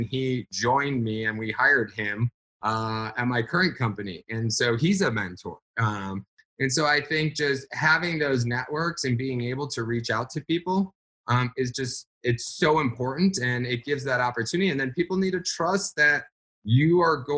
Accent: Phoenix, Arizona, United States; Phoenix, my hometown

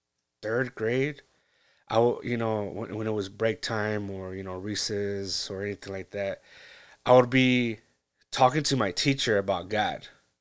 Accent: California, United States; I grew up in Central California, a little small little town, and it was great.

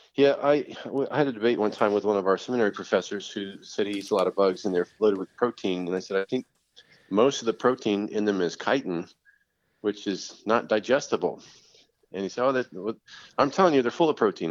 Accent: Rappahannock River, Virginia, United States; growing up on the Rappahannock River in Virginia

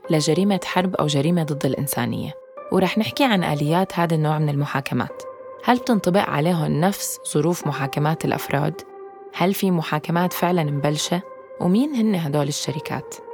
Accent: Syria; moved away; انا من بعد ما طلعت من سوريا بفتره بطلت كثير متابع القضية

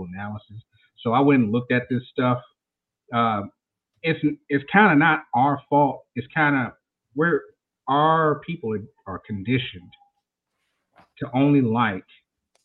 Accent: Mississippi, United States; I'm from Mississippi, y'all, so I may talk a little different.

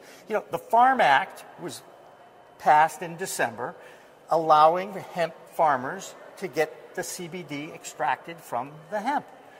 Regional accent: Massachusetts, United States; it happened in my home state of Massachusetts. Very proud of my home state

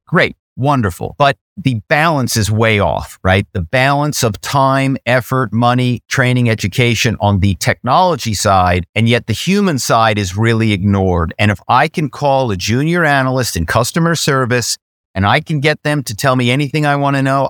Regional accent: Philadelphia, Pennsylvania, United States; I'm from Philadelphia

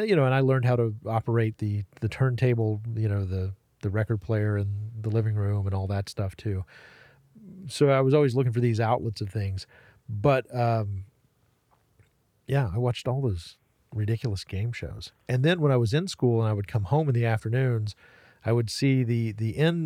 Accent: Waynesville, North Carolina, United States; Relatively close to Asheville. Yeah. Like Waynesville, Haywood County.

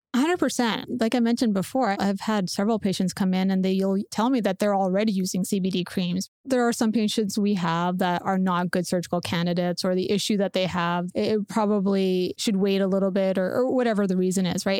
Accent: Canada; growing up in Canada

